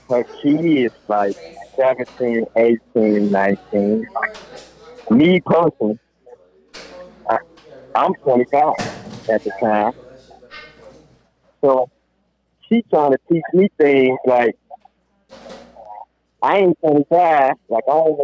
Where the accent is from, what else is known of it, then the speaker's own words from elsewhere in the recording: Chicago, Illinois, United States; I'm from Chicago